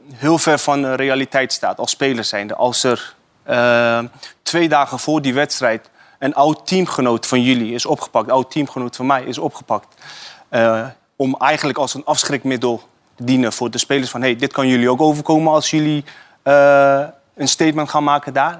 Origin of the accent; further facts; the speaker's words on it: Iran; now in Netherlands; wij als Iraniërs